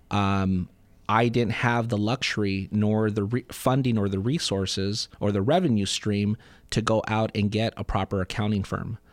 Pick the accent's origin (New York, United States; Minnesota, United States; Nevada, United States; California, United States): California, United States; Southern; born and raised in Southern California